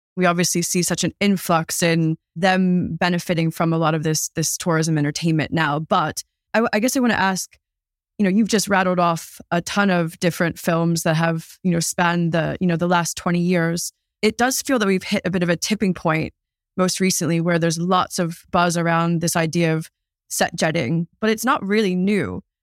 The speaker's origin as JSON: {"language": "English", "country": "United States", "tie": "born or raised there", "moved": "as an adult", "lives_now": "London, United Kingdom", "said": "I grew up in America, but I'm based in London now"}